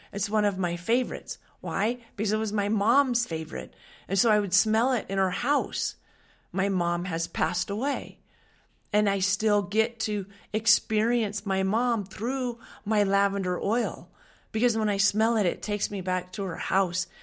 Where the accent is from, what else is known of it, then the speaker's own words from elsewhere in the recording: Western Washington, United States; moved away; I grew up in Washington on a dairy farm. I grew up in Western Washington